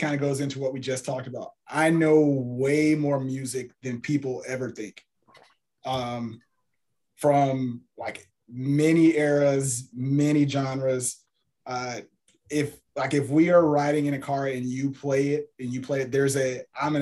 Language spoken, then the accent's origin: English; Houston, Texas, United States; Born and raised in Houston, Texas